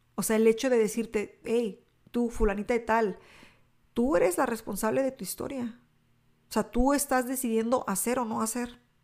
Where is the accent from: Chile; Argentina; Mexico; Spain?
Mexico; mi cultura hispana, eh, como mexicana